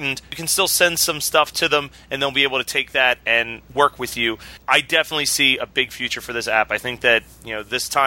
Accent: Philadelphia, Pennsylvania, United States; I'm from Philly

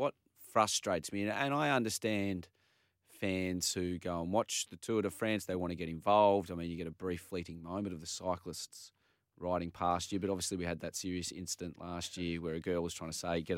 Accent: Manly, New South Wales, Australia; I come from Manly.

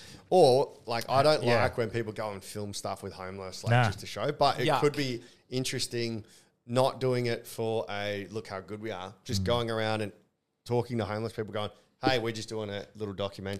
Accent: Australia; as an Australian

